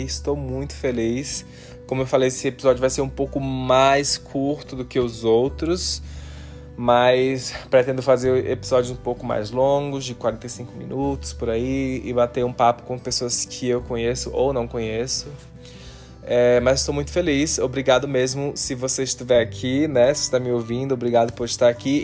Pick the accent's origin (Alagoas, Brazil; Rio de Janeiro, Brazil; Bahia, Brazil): Alagoas, Brazil; Maceió; now in Utah, United States; eu sou nordestino, amo o Nordeste, sou de Maceió, Alagoas